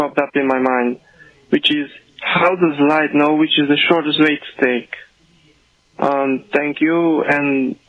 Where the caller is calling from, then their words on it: Hungary; I'm calling from Hungary.